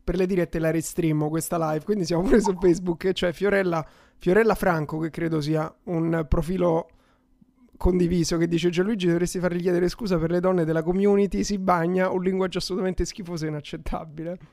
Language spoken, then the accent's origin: Italian; Rome, Lazio, Italy; accent: Roman; io pure sono romano e lo maschero abbastanza bene, il mio romano